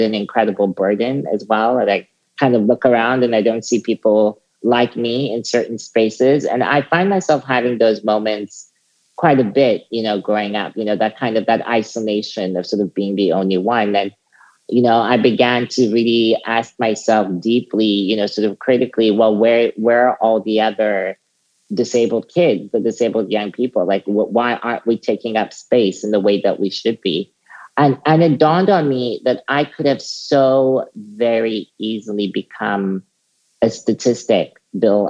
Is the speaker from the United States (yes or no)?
no; South Africa; as a teenager um, growing up in South Africa